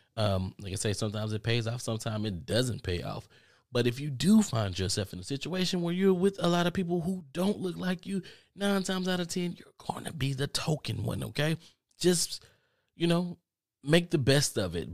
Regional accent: United States; I'm from America, too

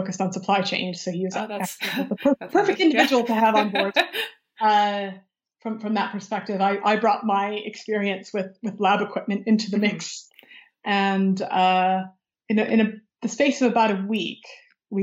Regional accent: Michigan, United States; moved away; my home state of Michigan

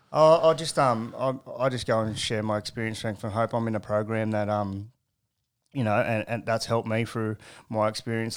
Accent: Carrington, New South Wales, Australia; I was born and bred in Carrington

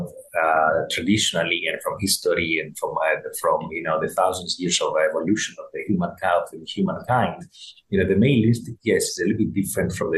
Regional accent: Greece; growing up in Greece

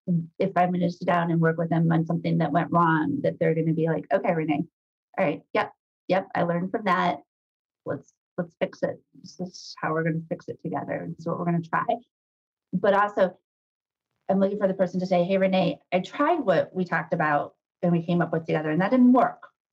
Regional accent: Midwest, United States; knowing you're a Midwesterner, I'm a Midwesterner. We all know how to roll up our sleeves. We all know how to work. I grew up in a small town.

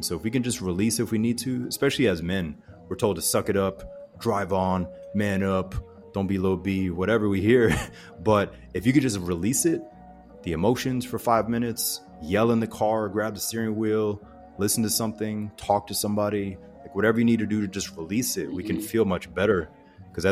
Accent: Pensacola, Florida, United States; I grew up in the South, so I don't know if we're still in the world record books, but Pensacola, Florida, and that whole panhandle area

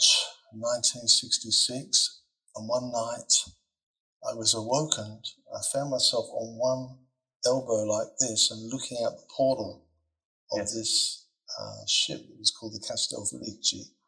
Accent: Perth, Western Australia, Australia; we grew up in the Belmont area

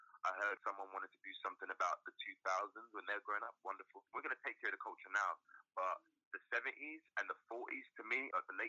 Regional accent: United Kingdom; moved away; I'm really a British-American actor now. That's how I class myself. Yes, I'm black British. I am a British man, Caribbean man

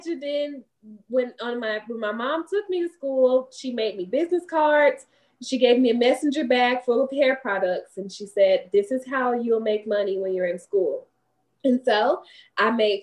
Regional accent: East St. Louis, Illinois, United States; moved away as an adult; now in Huntsville, United States; I am originally from East St. Louis, Illinois. I came to Huntsville in 2009.

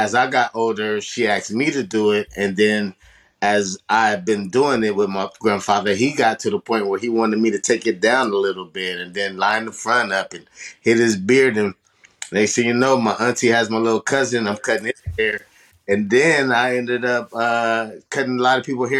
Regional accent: Sacramento, California, United States; I'm a person born out here in Sacramento, and I've been born and raised out here

